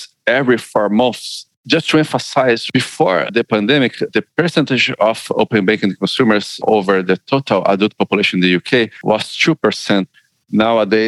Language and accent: English; Brazil; now in United Kingdom; I come from Brazil